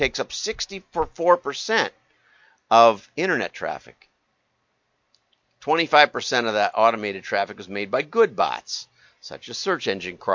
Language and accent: English; Deep South, United States; moved away; also born or lived in Milwaukee suburbs, Wisconsin; my own experience, which was growing up in the Deep South